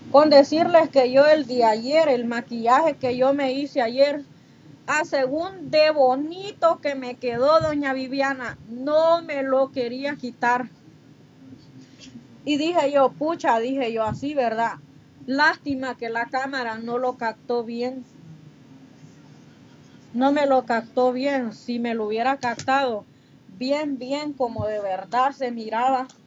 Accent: Honduras; now in Mexico; Yo no me olvido de las raíces, niña, de donde yo vengo, porque orgullosamente catracha. Sí, yo nunca, a mí todo el mundo les pregunta, ¿de dónde es usted? Yo soy de Honduras. Y hasta con orgullo lo digo, soy catracha.

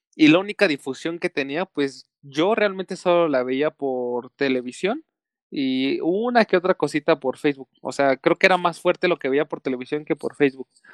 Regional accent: Mexico; como buen mexicano

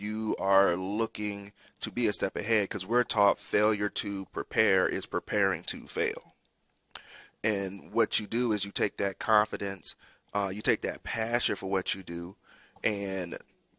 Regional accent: Columbus, Georgia, United States; born there; And so I was born in Fort Benning, Columbus, Georgia.

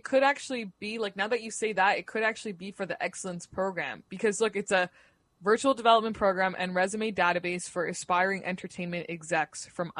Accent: Canada; I'm Canadian

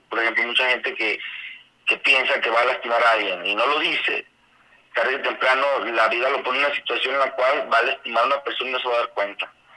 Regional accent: Guadalajara, Jalisco, Mexico; moved away as an adult; now in Arandas, Mexico; yo soy de Guadalajara, yo nací allá, yo allá crecí, yo ya viví toda mi vida

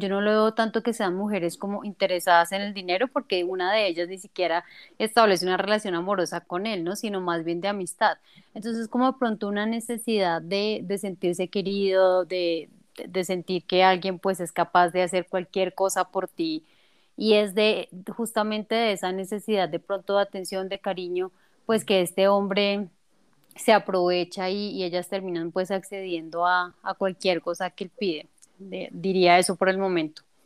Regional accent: Bogotá, Colombia; now in Mexico; yo soy colombiana, específicamente de Bogotá

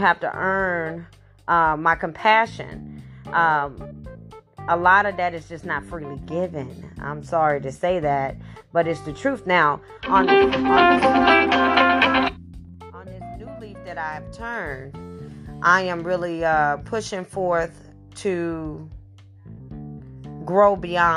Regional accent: St. Louis, Missouri, United States; I have been born and raised in St. Louis, Missouri

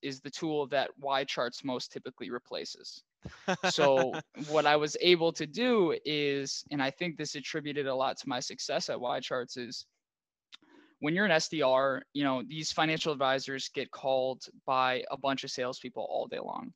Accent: Minneapolis, Minnesota, United States; also born or lived in Claremont, California; So I'm from Minneapolis, and I went to Pitzer College, which is out in Claremont, California

